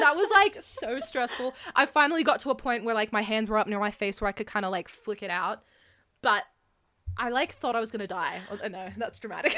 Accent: Canada; also born or lived in Australia; now in Canberra, Australia; I'm Canadian, I was traveling between Canada and Australia

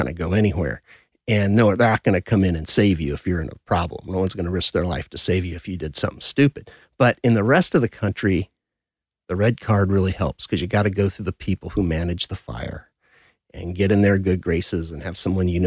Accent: Southern California, United States; I was born and raised in Southern California.

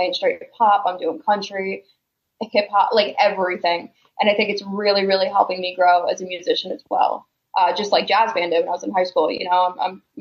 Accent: Philadelphia, Pennsylvania, United States; moved away as an adult; also born or lived in New Jersey; now in Arizona, United States; I'm originally from Philadelphia. I live in Arizona now

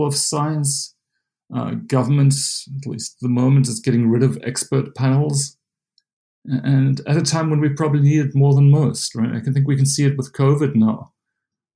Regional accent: South Africa; moved away as an adult; now in United States; I'm South African. I grew up in a small little town in South Africa

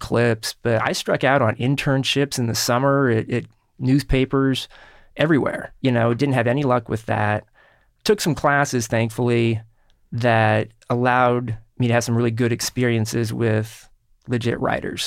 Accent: Kansas City, Kansas, United States; in Kansas City where I grew up

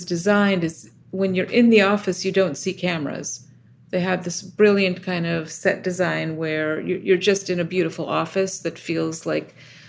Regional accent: Israel; moved away as an adult; now in United States; I was born in the States and then moved to Israel as a kid, and then lived in a few other places, and then ultimately came back to the States for grad school.

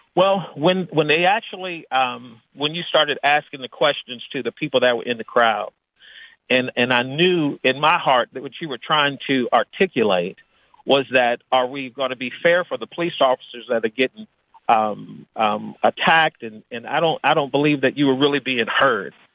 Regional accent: Washington, District of Columbia, United States; moved away; also born or lived in Arkansas; born and raised in Washington, D.C., where it was mostly African American

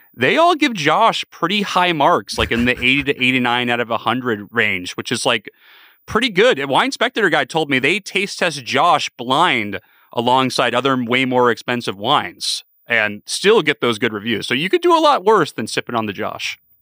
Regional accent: San Diego, California, United States; growing up in San Diego, California, we were more of a yellowtail family

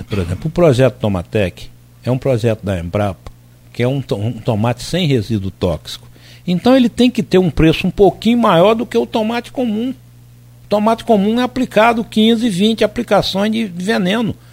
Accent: Alagoas, Brazil; Se precisar, vou ver com minha família, que eu sou de Alagoas

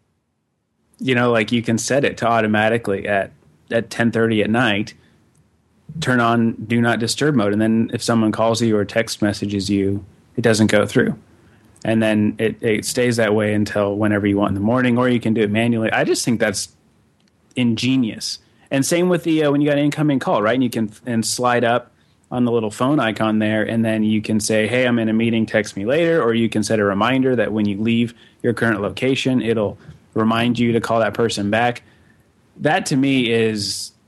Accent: Denver, Colorado, United States; now in Kansas City, United States; Denver, my hometown

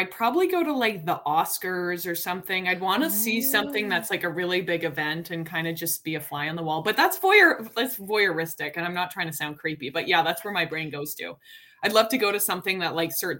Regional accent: Calgary, Alberta, Canada; moved away as an adult; now in Toronto, Canada; I grew up in Calgary

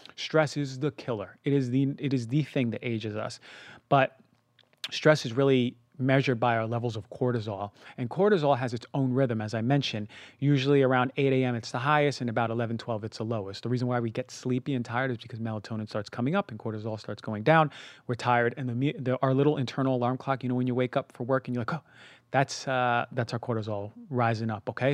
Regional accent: New York, United States; moved away; also born or lived in Minnesota; I grew up in New York

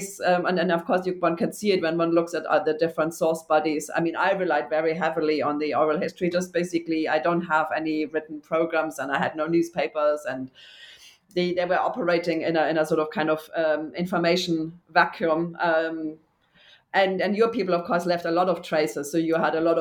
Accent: Germany; I grew up in Germany, too.

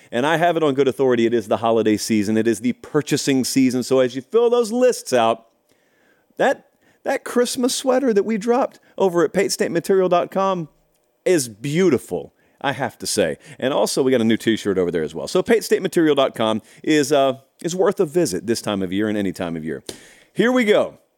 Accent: the South, United States; I have told you many, many times. I grew up in the South. I grew up around the Iron Bowl, which is its own world.

